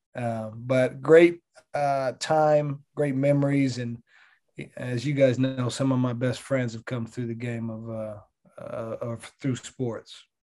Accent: Stockton, California, United States; I grew up in Stockton, California

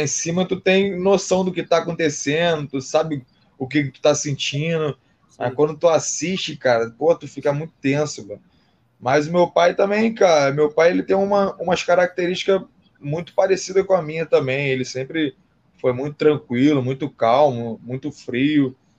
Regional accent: Rio de Janeiro, Brazil; eu sou do Rio

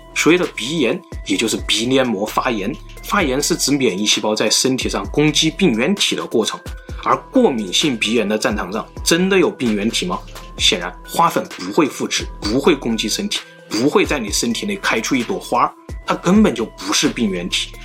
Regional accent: China; 我们中国人，甚至整个东亚，都是拥有A B C C十一杠 T 这个突变的

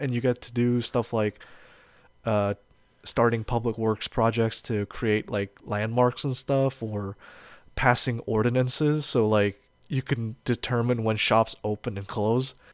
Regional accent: United States; I'm an American

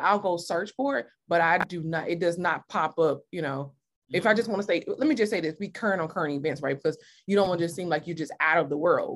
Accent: Mississippi, United States; moved away; I am from Mississippi

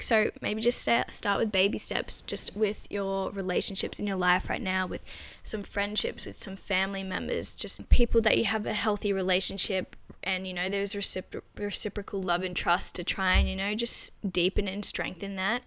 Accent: Australia; now in London, United Kingdom; I'm Australian

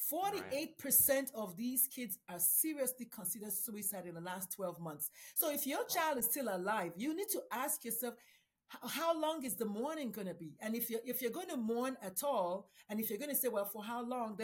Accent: Nigeria; moved away; I'm a Nigerian Catholic immigrant.

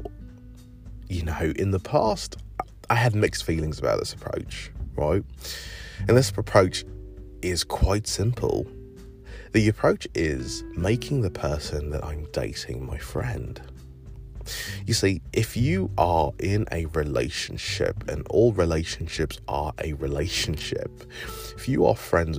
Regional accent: England, United Kingdom; now in United States; growing up in England

